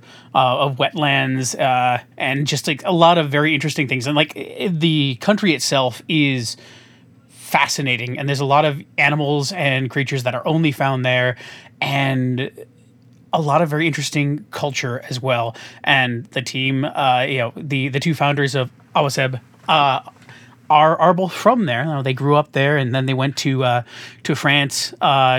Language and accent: English; Chicago, Illinois, United States; I'm from Chicagoland. I'm here in the middle of the country